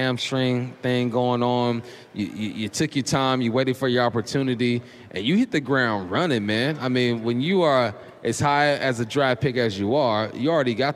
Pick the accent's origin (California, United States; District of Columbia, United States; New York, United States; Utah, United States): California, United States; Southern; moved away as an adult; also born or lived in Eastern Washington; now in Seattle, United States; I'm from Southern California. Then I went to school in Eastern Washington